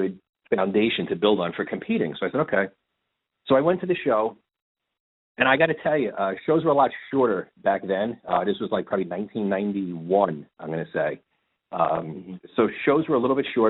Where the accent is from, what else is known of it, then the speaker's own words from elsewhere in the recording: New Jersey, United States; I was living in New Jersey at the time, and growing up in the city type of thing, about 2 minutes from Manhattan.